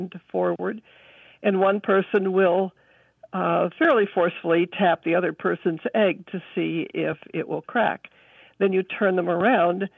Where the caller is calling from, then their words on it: Adirondack Mountains, New York, United States; I'm calling from Screw Lake, New York, which is in the east central Adirondack Mountains of New York State